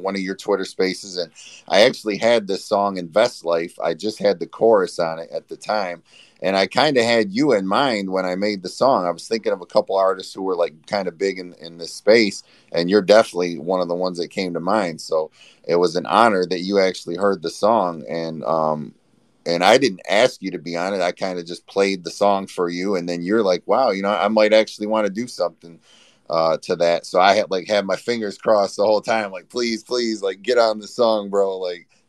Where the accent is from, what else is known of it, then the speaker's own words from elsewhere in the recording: Flint, Michigan, United States; I'm from Flint, Michigan